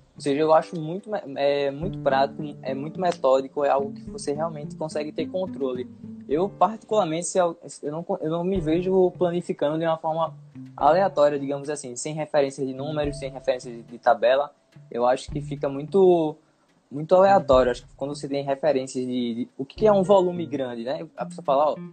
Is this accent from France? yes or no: no; Brazil; also born or lived in Recife, Pernambuco; aqui para o nosso país